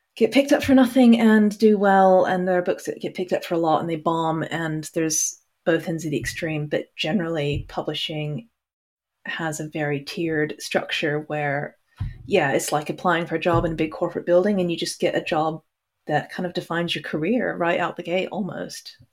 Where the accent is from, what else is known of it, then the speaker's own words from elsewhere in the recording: Hong Kong; also born or lived in Texas; now in United Kingdom; I grew up in Hong Kong, but was born in Texas or the other way around or something. And I now live in the U K